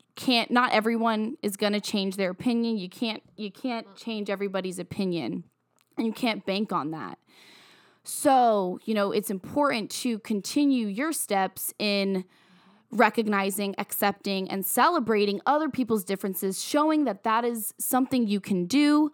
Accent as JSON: {"language": "English", "region": "Virginia", "country": "United States", "tie": "born or raised there", "moved": "yes", "said": "I have a lot of, of close black friends that I grew up with in my hometown in Virginia"}